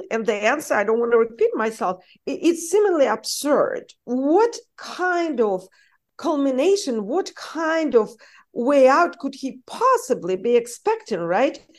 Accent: United States; English is a second language; because I am an American, despite my accent. For those of you who don't know, I'm an American citizen. I spent most of my conscious life in the United States.

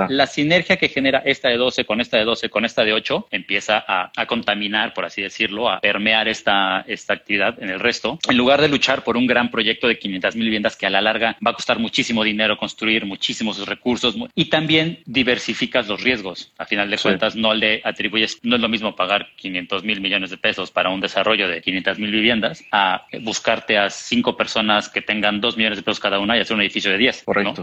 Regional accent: Mexico City, Mexico; moved away as an adult; also born or lived in Madrid, Spain / Canada; now in Cancún, Mexico; yo no soy de Cancún, yo soy de la Ciudad de México, nací y crecí en la Ciudad de México, luego estuve mucho tiempo fuera.

